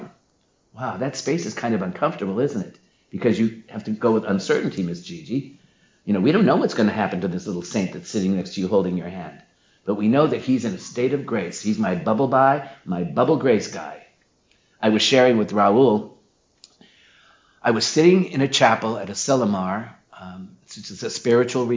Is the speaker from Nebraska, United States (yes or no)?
yes; Omaha, Nebraska, United States; growing up in the Midwest, in Omaha, Nebraska